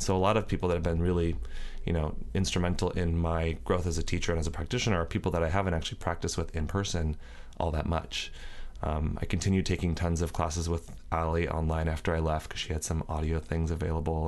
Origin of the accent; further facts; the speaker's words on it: Northern California, United States; moved away as an adult; also born or lived in Alameda, California / Sonora, California; now in Los Angeles, United States; I grew up in Northern California, first in, in the Bay Area for about ten years in Alameda, and then, uh, my mom and I moved to Sonora, which is up near Yosemite